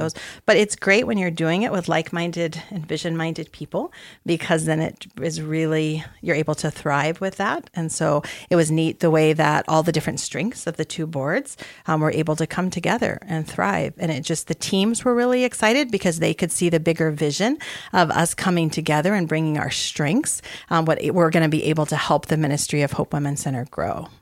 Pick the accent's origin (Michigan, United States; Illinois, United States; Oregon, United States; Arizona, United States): Arizona, United States; I had grown up, spent a lot of time growing up in Arizona.